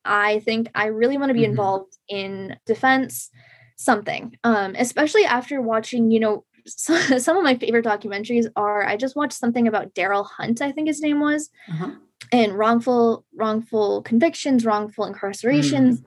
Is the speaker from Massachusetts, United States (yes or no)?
yes; Shrewsbury, Massachusetts, United States; I grew up in Shrewsbury, Massachusetts